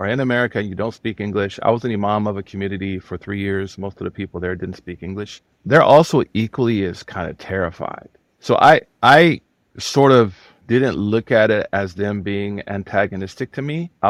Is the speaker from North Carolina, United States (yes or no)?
no; Oklahoma, United States; And I'm from Oklahoma.